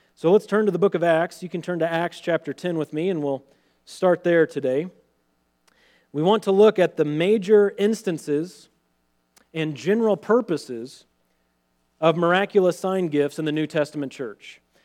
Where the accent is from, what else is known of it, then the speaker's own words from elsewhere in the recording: central Missouri, United States; my hometown in central Missouri